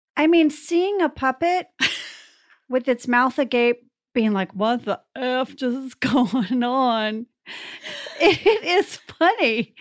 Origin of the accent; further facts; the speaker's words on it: North Texas, United States; my hometown is pretty small, you know, in, uh, North Texas